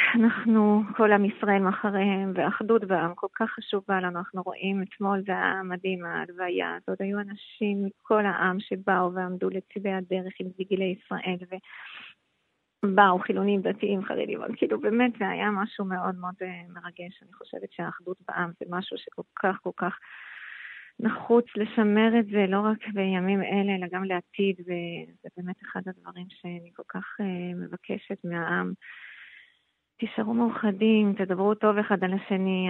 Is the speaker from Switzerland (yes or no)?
yes; Switzerland; Hebrew is a second language; moved away as an adult; now in Israel; אני עליתי לארץ בגיל 18 משוויץ